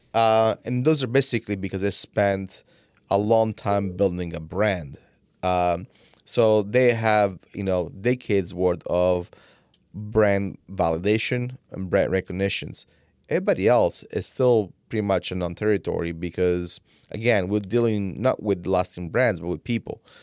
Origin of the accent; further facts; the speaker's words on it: Italy; English is a second language; now in United States; I came from Italy